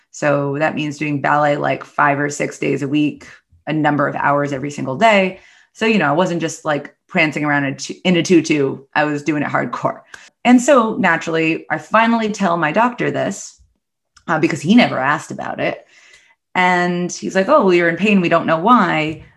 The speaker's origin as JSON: {"language": "English", "town": "New York City", "region": "New York", "country": "United States", "said": "I'm from the New York City area"}